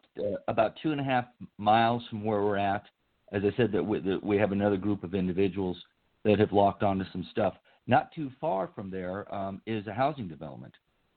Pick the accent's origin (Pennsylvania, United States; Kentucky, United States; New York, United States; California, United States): California, United States; Palm Springs; I grew up in Palm Springs.